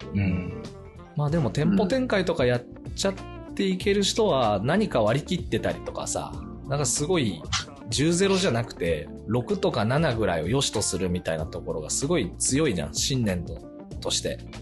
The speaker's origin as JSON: {"language": "Japanese", "country": "Japan", "tie": "born or raised there", "moved": "as an adult"}